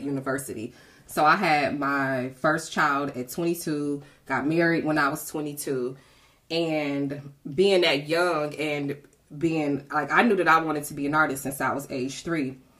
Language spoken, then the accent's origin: English; Detroit, Michigan, United States; I'm a seven mile girl. I grew up in Detroit, West mm-hmm. Side